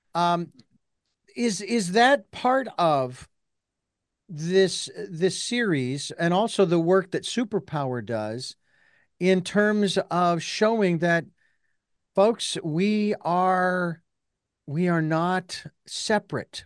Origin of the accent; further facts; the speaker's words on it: Phoenix, Arizona, United States; when I was born and raised in Phoenix